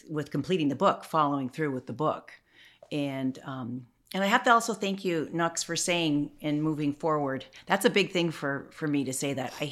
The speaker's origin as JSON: {"language": "English", "country": "Canada", "also_born_or_lived": "Chicago", "said": "I'm a Canadian"}